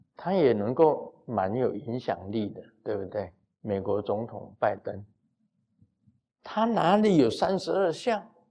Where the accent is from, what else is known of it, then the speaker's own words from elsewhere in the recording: Taiwan; 我们台湾很多从福建过来的，早期的移民到台湾来的